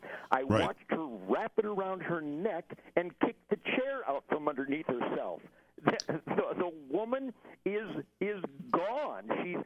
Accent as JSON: {"language": "English", "region": "Michigan", "country": "United States", "said": "my home state of Michigan"}